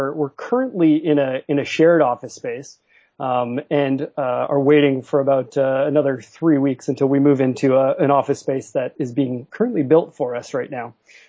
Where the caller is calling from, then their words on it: Vancouver, British Columbia, Canada; Calling from Vancouver, Canada.